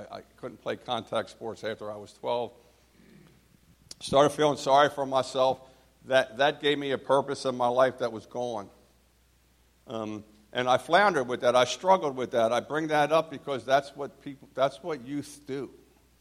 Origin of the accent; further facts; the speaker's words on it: New Jersey, United States; also born or lived in Philadelphia, Pennsylvania; I was born in New Jersey